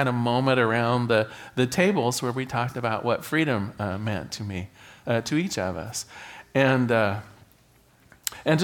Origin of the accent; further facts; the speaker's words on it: United States; right here in my home in America